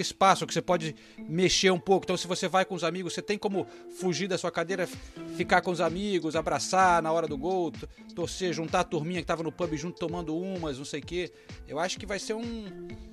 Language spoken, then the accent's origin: Portuguese; Brazil; moved away; eu preciso voltar para o Brasil. Realmente falo ah, um, um pouco como se eu tivesse nos anos 80 ainda, que é quando eu saí de lá